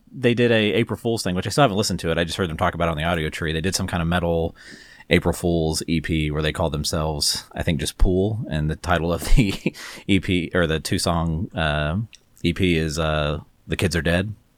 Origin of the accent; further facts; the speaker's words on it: Texas, United States; growing up in Texas like we did